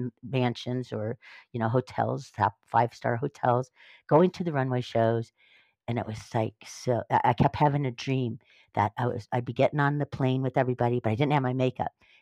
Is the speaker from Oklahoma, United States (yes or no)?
no; Northern Ohio, United States; born or raised there; now in California, United States